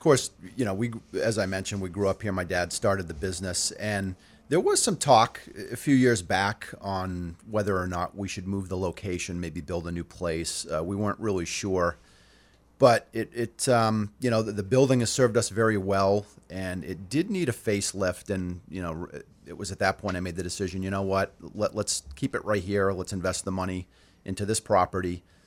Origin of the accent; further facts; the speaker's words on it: Auburn, Maine, United States; I grew up in Auburn, have a lot of close ties to the community